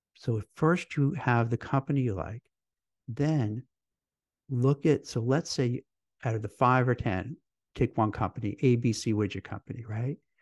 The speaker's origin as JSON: {"language": "English", "region": "New York", "country": "United States", "tie": "born or raised there", "said": "I grew up in New York"}